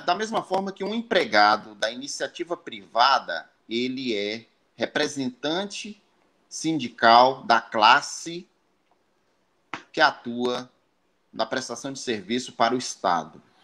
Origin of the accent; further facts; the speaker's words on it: Northeast Region, Brazil; now in Santa Cruz Cabrália, Brazil; Eu sou do Nordeste, estou aqui em Santa Cruz Cabralha